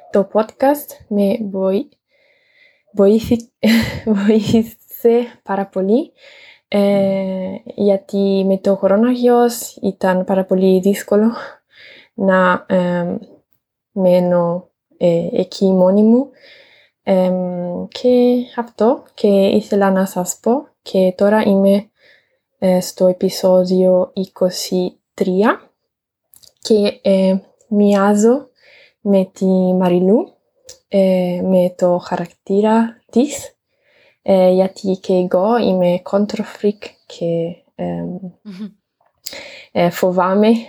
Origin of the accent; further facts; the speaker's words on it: Italy; Greek is a second language; moved away as an adult; now in Germany; είμαι από την Ιταλία και είμαι 25 χρονών.